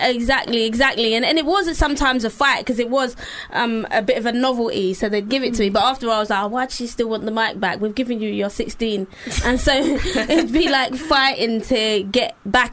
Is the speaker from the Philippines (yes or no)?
no; London, United Kingdom; I'm from East London.